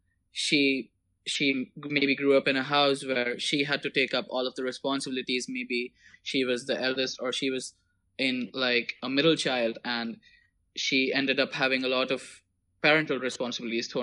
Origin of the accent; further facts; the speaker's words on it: Mumbai, Maharashtra, India; moved away as an adult; now in Prague, Czech Republic; I was born and raised in Mumbai, and just last year I moved to Prague